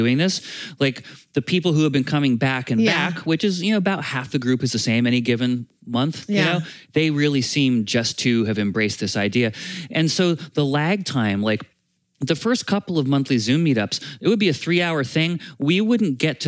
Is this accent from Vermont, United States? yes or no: yes; Vermont, United States; moved away; I grew up in Vermont